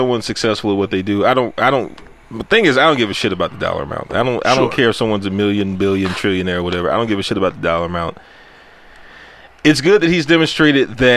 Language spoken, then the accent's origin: English; United States; I grew up in the hood. I grew up in Sunnyside.